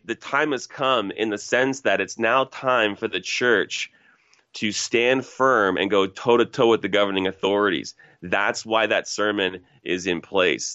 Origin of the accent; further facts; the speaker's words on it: Toronto, Ontario, Canada; I'm from Toronto originally. Grew up in a place called Scarborough, Ontario, which is basically uh, not even a suburb, but really connected to Toronto proper